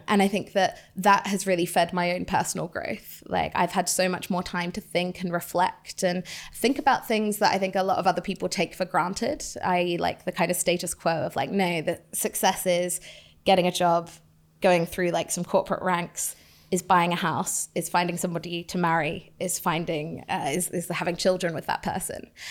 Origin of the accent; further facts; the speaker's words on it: United Kingdom; my hometown here in the U K